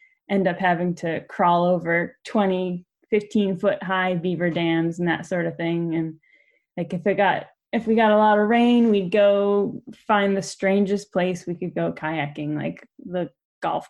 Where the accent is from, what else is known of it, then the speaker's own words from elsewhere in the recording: New Hampshire, United States; moved away as an adult; also born or lived in Colorado / Wyoming; now in Maine, United States; I'm from New Hampshire.